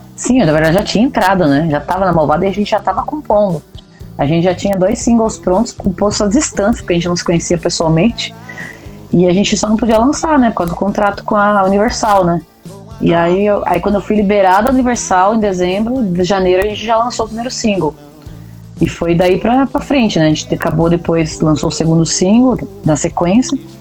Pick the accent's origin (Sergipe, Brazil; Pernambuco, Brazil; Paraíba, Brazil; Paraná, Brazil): Paraná, Brazil; Pato Branco; Eu sou de Pato Branco